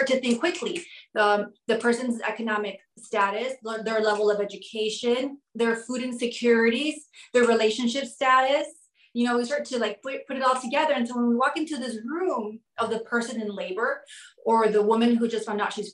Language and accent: English; Southwest, United States; now in New York City, United States; I'm originally from the Southwest